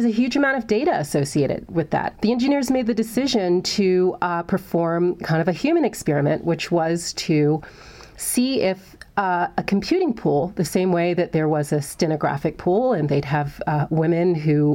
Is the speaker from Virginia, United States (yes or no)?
yes; Hampton, Virginia, United States; I grew up in Hampton, Virginia